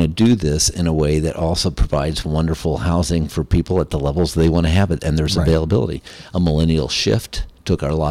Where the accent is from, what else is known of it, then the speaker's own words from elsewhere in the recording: Lakeland, Florida, United States; Lakeland, Florida